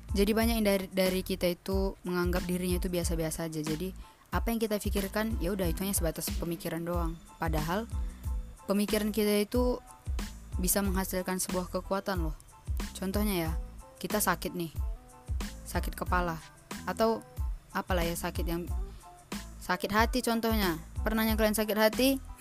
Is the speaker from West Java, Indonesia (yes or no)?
no; Medan, North Sumatra, Indonesia; Medan Gak Medan-Medan kali juga sih Sumatera Utara lebih tepatnya